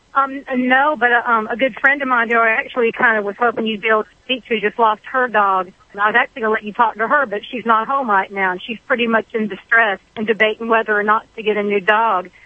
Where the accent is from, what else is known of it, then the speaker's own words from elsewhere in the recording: Georgia, United States; now in Virginia, United States; I'm actually calling from Virginia. So I'm a Georgia girl